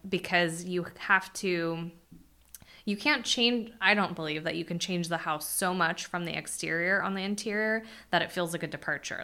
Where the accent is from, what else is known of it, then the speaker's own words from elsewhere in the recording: Bakersfield, California, United States; I was born in Bakersfield